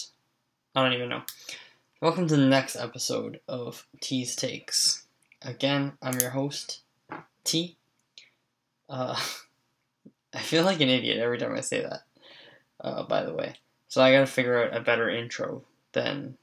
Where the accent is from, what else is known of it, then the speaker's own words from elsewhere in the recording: Canada; I'm Canadian